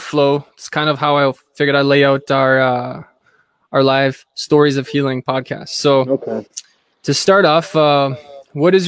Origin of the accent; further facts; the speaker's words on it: Thunder Bay, Ontario, Canada; now in Ottawa, Canada; I'm from Thunder Bay, like northwestern Ontario area.